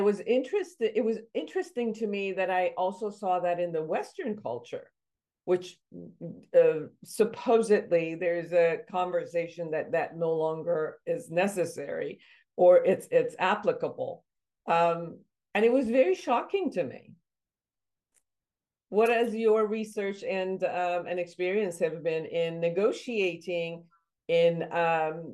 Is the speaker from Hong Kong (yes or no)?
no; Iran; moved away; my background, I come from Iran